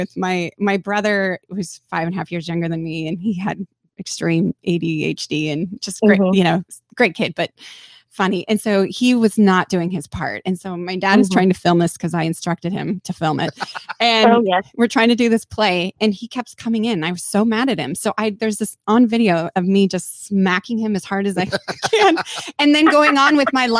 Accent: Southern California, United States; that was me growing up in my poor neighborhood. So I grew up in Southern California

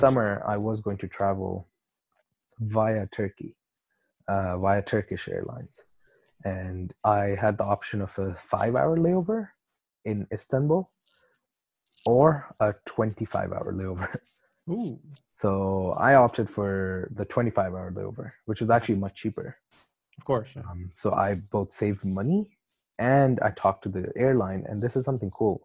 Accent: Pakistan; moved away; also born or lived in Canada; I'm from Pakistan

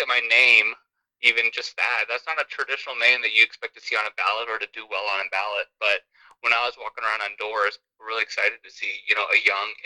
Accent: United States; I grew up in America, like, you know, like I am as American as they come

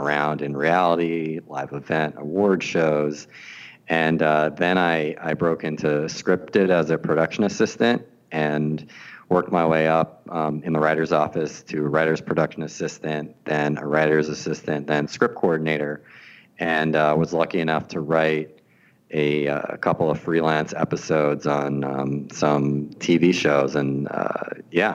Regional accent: New York, United States; moved away as an adult; also born or lived in Boston; now in Los Angeles, United States; So I grew up in New York watching a lot of television

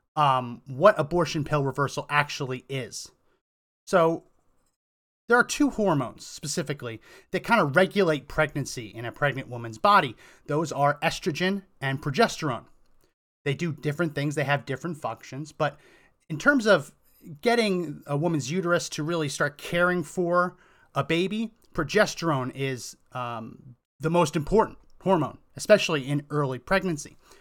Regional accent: New Jersey, United States; also born or lived in Massachusetts / Colorado; now in Texas, United States; I grew up in New Jersey, went to school in Massachusetts

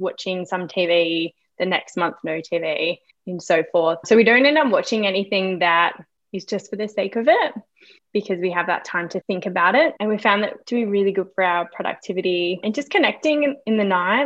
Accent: Geraldton, Western Australia, Australia; also born or lived in Melbourne; now in Brisbane, Australia; my hometown, which was Geraldton on the west coast

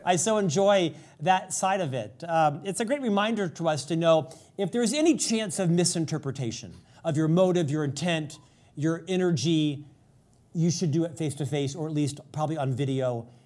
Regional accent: United States; as an American

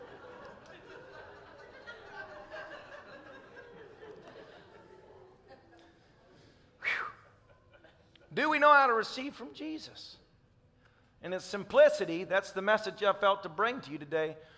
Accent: Tennessee, United States; I'm a redneck from Tennessee

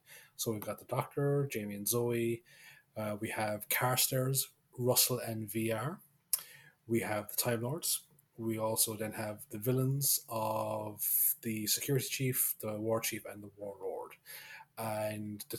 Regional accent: Kerry, Munster, Ireland; accent: Kerry; my accent kind of slipped back into Kerry

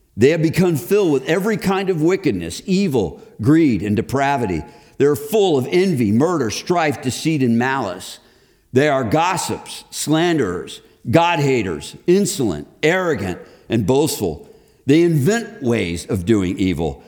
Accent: Chicago, Illinois, United States; moved away as an adult; also born or lived in Texas; now in Indianapolis, United States; I grew up in Texas. We just moved to Chicago.

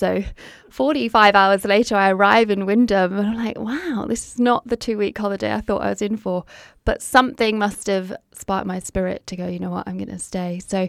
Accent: United Kingdom; now in Australia; So you might be able to hear that I'm not from Australia originally. So

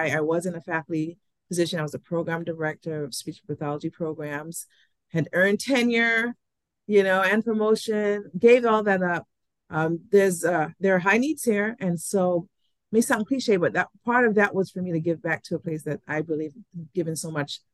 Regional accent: U.S. Virgin Islands; moved away; also born or lived in New York; while I was born in St. Thomas, I spent half of my childhood years in New York. I returned to St. Thomas first as a 10-year-old.

